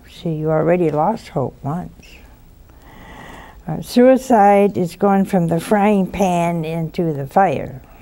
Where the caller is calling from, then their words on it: Cranston, Rhode Island, United States; I'm from Cranston, Rhode Island.